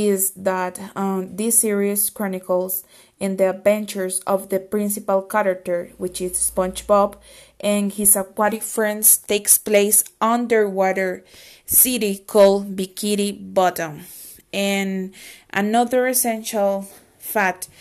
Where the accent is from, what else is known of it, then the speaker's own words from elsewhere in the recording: Costa Rica; from Costa Rica